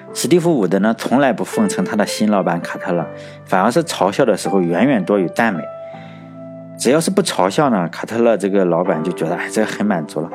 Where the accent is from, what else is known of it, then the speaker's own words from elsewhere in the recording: China; 毕竟我是中国人